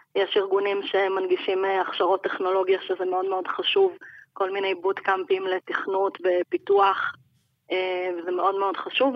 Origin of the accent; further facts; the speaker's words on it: Jerusalem, Jerusalem District, Israel; אני ירושלמית